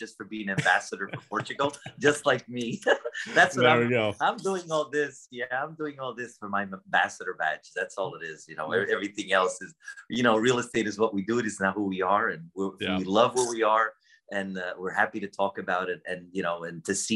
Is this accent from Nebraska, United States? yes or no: no; New Jersey, United States; moved away as an adult; I grew up in the East Coast in New Jersey